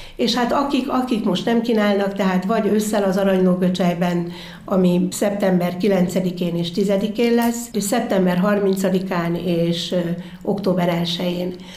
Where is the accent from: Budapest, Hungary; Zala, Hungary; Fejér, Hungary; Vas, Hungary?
Zala, Hungary; Göcsej; hogy ott élek, ott élhetek, oda születtem